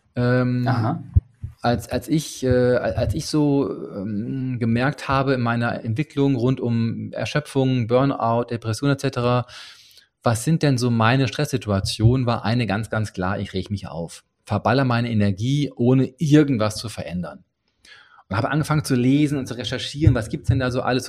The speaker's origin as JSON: {"language": "German", "area": "Ruhr area", "region": "North Rhine-Westphalia", "country": "Germany", "said": "Ich komme aus dem Ruhrgebiet"}